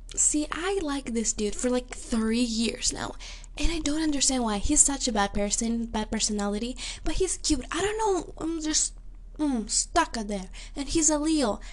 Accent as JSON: {"language": "English", "country": "Greece", "said": "I'm from Greece, which is something unusual for them"}